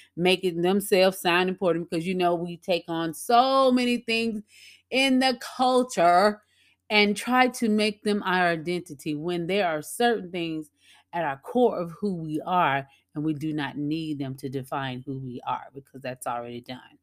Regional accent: Louisiana, United States; at a local cafe here in my hometown in Louisiana

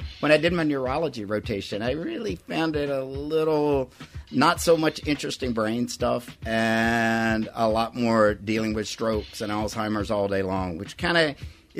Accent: Louisiana, United States

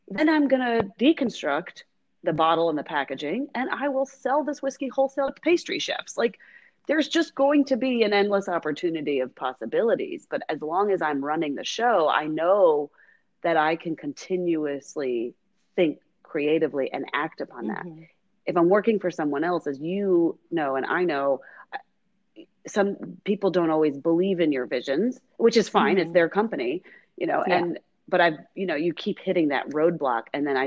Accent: United States; I'm an American and I'm in my 20s

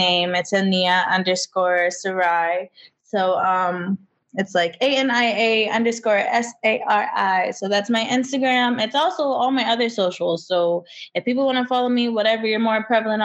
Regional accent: Michigan, United States; I'm from Michigan.

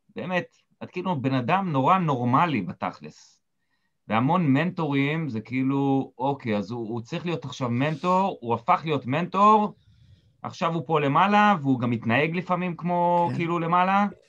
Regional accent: Israel; moved away; אני קיבוצניק במקור

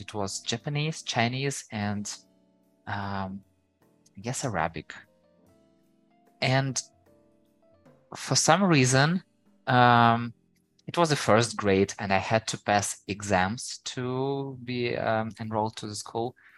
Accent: Ukraine; first language Ukrainian; English is a second language; I know Ukrainian, so it's my native language.

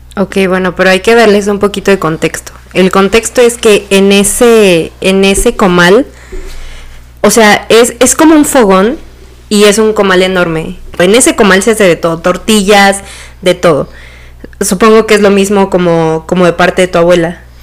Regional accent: Silacayoapan, Oaxaca, Mexico; los dos somos de Oaxaca. René es de una parte que se llama Tlajiaco y yo soy de Silacayoapan

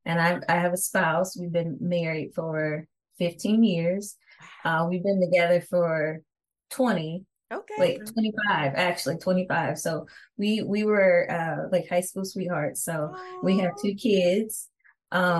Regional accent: Kansas City, United States; moved away as an adult; now in Aberdeen, United States; I'm actually from the Kansas City area, born and raised, but I reside in Maryland right now.

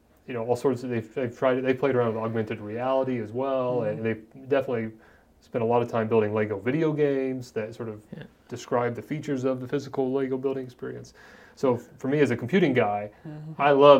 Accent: Columbus, Indiana, United States; I grew up in Columbus, Indiana. I actually grew up halfway between Columbus, Indiana and Seymour, Indiana.

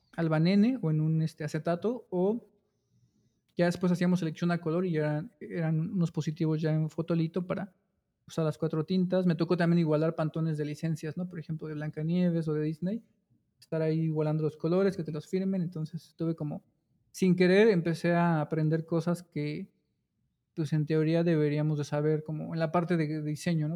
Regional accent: Cuautitlán Izcalli, State of Mexico, Mexico; yo nací en la Ciudad de México, eh, solo nací ahí o sea, en un hospital de la ciudad y ya crecí este, toda mi infancia y gran parte de mi vida en, la, en el Estado de México, en Cuautitlán Izcalli.

